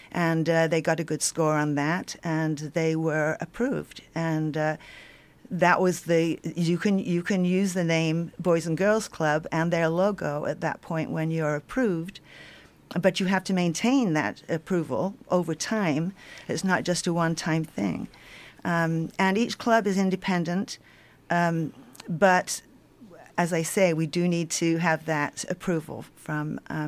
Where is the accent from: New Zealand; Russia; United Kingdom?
United Kingdom; England; born there; now in United States; I was born in England. I came over here in 1970, attended University of Oregon and then University of Washington.